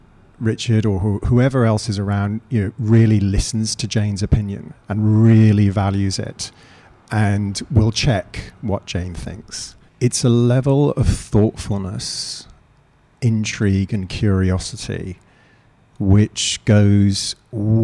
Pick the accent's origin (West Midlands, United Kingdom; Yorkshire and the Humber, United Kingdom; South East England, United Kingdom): South East England, United Kingdom; Eastbourne; moved away as an adult; also born or lived in Canada / London; now in Australia; I was born in Canada. I was then brought up in the south coast of the UK, a lovely spot called Eastbourne near Brighton